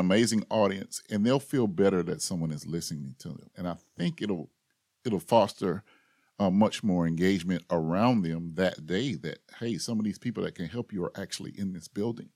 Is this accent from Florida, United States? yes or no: yes; Tallahassee, Florida, United States; I grew up here in Tallahassee